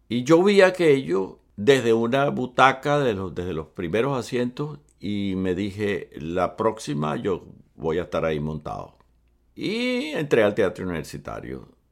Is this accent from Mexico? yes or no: no; Venezuela; also born or lived in Cuba; Mis padres se fueron a vivir a Venezuela cuando yo tenía 10 años